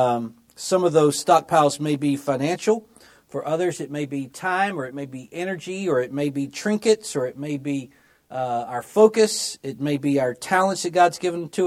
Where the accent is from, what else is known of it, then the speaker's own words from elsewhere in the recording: Memphis, Tennessee, United States; I grew up in Memphis, Tennessee. That's my hometown.